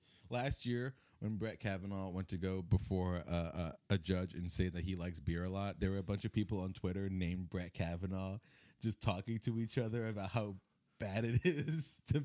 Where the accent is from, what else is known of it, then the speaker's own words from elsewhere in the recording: Connecticut, United States; I grew up in Connecticut.